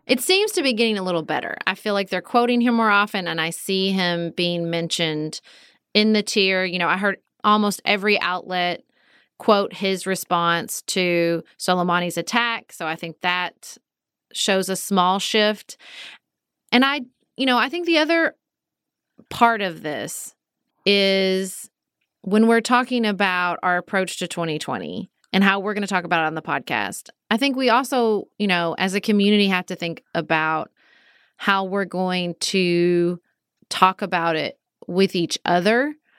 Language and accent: English; United States; Do I wanna keep being an American?